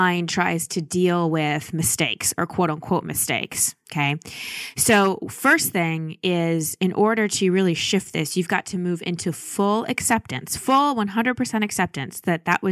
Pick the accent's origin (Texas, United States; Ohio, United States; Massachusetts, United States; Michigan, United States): Texas, United States; Dallas; also born or lived in Milwaukee, Wisconsin; I was born in Milwaukee. We moved to Dallas when I was 1.5 or 2 when we moved to Dallas, and I'm really proud that I grew up in Texas